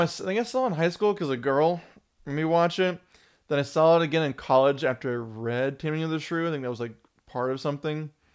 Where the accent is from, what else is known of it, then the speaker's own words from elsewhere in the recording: California, United States; we grew up in California